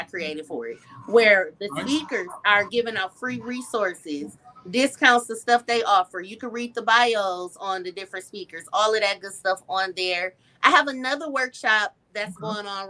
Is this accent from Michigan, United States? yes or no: yes; Flint, Michigan, United States; now in Illinois, United States; I always tell people I'm Illinois, but I was born and raised in Flint, Michigan